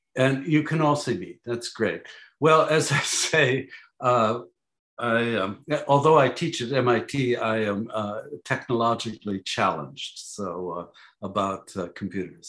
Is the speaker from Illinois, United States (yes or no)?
yes; Chicago, Illinois, United States; grew up in Chicago.